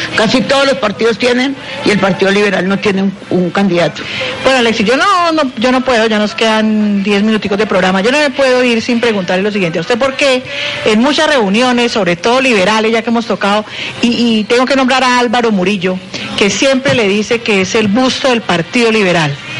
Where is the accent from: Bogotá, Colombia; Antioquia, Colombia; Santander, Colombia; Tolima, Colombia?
Tolima, Colombia; Ibagué; also born or lived in Falan, Tolima / Santa Isabel, Tolima / Bogotá; Yo soy de aquí del Tolima